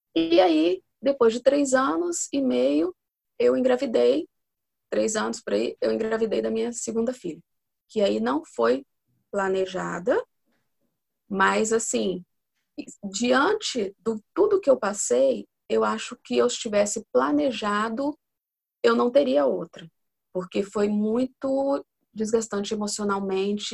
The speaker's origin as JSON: {"language": "Portuguese", "region": "Espírito Santo", "country": "Brazil", "said": "eu tenho 41 anos, sou aqui do Espírito Santo"}